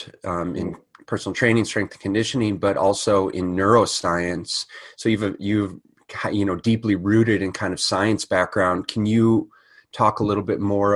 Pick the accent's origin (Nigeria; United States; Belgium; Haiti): United States; being American rugby players